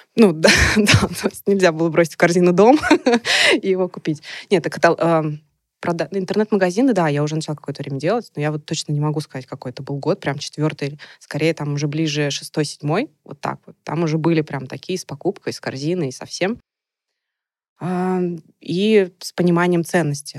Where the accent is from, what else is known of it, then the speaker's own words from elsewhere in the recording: Nizhny Novgorod, Nizhny Novgorod Oblast, Russia; на меня вышли студии города моего. То есть я из Нижнего Новгорода